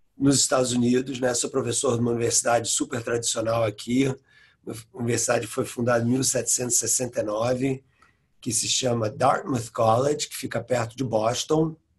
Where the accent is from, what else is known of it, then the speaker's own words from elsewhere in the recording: Rio de Janeiro, Brazil; moved away as an adult; also born or lived in England; now in United States; eu sou carioca, né? Cresci na prática, de Copacabana, é, saí do Brasil com 23 anos.